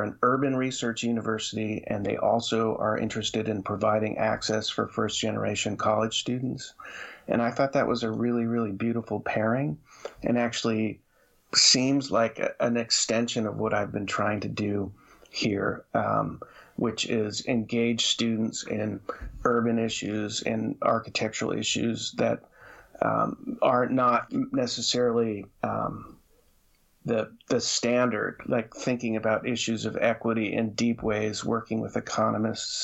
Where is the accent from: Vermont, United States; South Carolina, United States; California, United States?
Vermont, United States; moved away as an adult; I grew up in Vermont